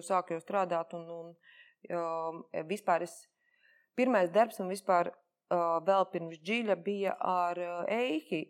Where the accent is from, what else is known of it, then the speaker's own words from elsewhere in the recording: Jelgava, Zemgale, Latvia; es esmu no Jālgavas, es Jālgavā dzimusi